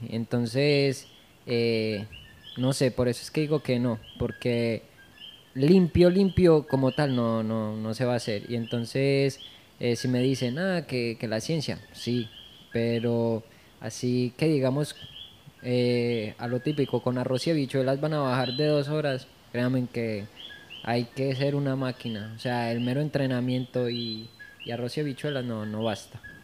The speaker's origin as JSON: {"language": "Spanish", "country": "Colombia", "said": "de donde yo vengo, que es Colombia"}